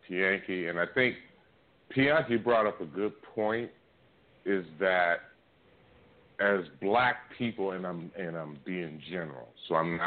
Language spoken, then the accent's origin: English; Oakland, California, United States; I'm from East Oakland